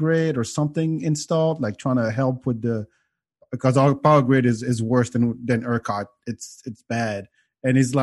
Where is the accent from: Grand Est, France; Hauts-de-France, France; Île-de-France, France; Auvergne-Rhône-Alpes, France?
Île-de-France, France; outside Paris; moved away as an adult; also born or lived in Senegal; now in Austin, United States; Originally from West Africa. Grew up in Paris, France. Moved to Austin 23 years ago.